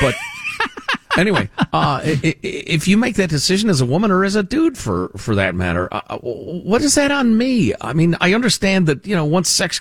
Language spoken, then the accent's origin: English; Chicago, Illinois, United States; moved away; I grew up in Chicagoland